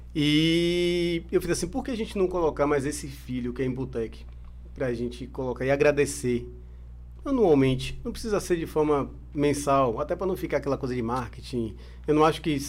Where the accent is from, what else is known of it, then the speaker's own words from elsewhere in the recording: Brazil; eu sou brasileiro